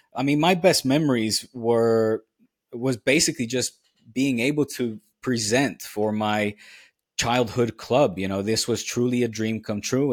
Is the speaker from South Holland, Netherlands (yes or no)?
yes; The Hague, South Holland, Netherlands; now in Catalonia, Spain; I grew up in Den Haag